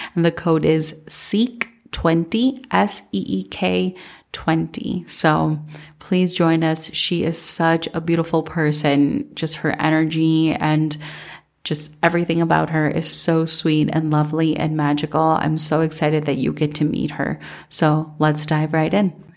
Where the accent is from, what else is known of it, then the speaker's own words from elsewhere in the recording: Minnesota, United States; growing up in Minnesota